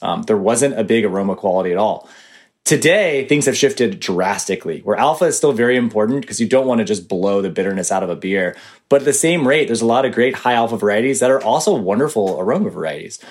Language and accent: English; Atlanta, Georgia, United States; I grew up in Atlanta, Georgia